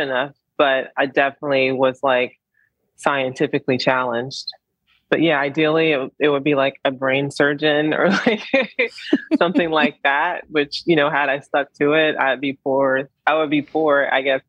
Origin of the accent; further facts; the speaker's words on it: Columbus, Georgia, United States; I was born in Columbus, Georgia.